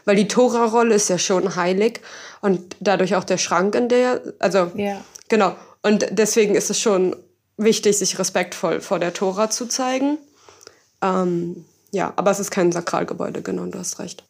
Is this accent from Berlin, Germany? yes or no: yes; Berlin, Germany; ich komme halt auch aus Berlin